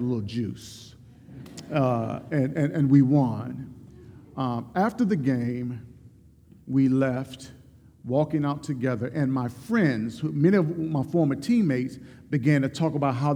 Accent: Mobile, Alabama, United States; a local housing project in my hometown of Mobile, Alabama

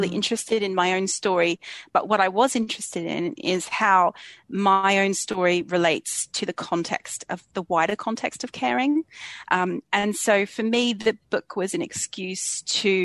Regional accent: Australia; moved away as an adult; now in London, United Kingdom; I was born and raised in Australia, but I've been living in London for about 20 years now

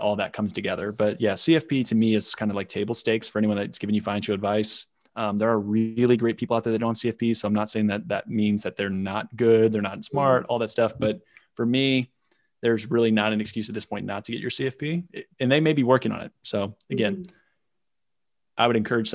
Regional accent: Indiana, United States; born and raised in Indiana, farming family

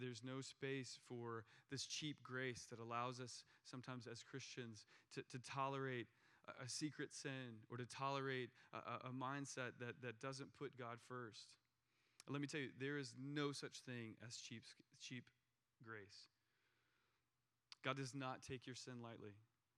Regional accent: United States; as an American

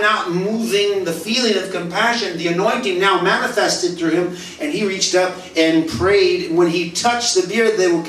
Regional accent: United States; moved away as an adult; also born or lived in Mexico; I'm the American father

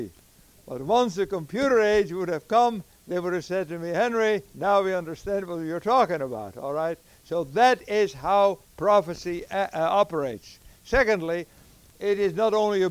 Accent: Netherlands; moved away; also born or lived in United States / Africa; I was born in the Netherlands

